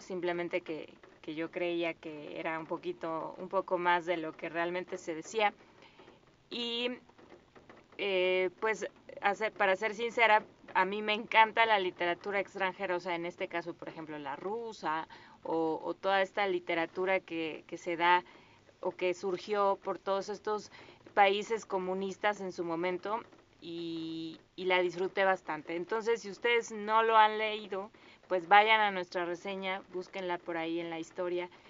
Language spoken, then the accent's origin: Spanish; Mexico; nosotros como mexicanos